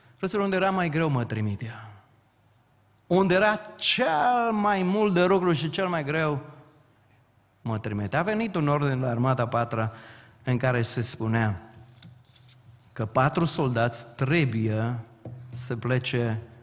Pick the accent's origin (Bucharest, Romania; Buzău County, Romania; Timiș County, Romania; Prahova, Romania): Timiș County, Romania; Timiș valley; locuiesc și vin din frumoasa vale a Timișului